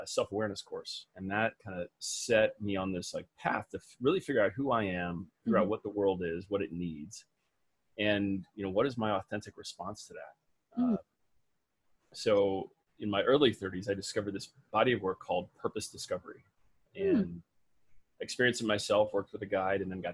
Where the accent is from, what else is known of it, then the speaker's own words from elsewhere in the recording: Midwest, United States; I was raised in the Midwest